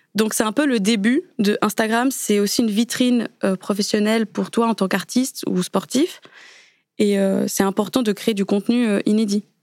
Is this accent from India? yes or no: no; Switzerland; moved away; vivant en Suisse à ce moment-là, parce que je suis née en Suisse